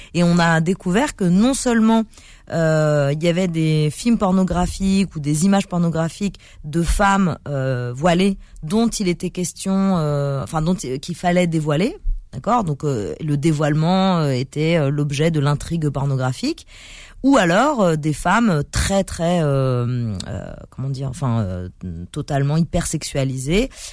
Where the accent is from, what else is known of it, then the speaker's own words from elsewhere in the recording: Paris, Île-de-France, France; je suis né à Paris dans le 14e